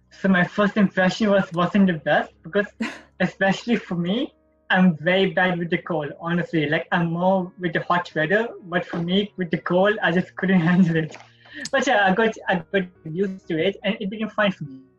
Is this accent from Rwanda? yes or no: no; Sri Lanka; moved away as an adult; now in Toronto, Canada; I'm from... international. I came from Sri Lanka.